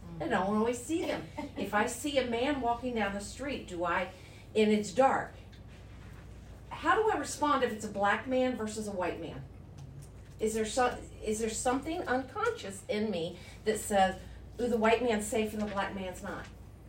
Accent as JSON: {"language": "English", "region": "the South", "country": "United States", "tie": "born or raised there", "said": "I was raised in the South by a mama from Augusta, Georgia."}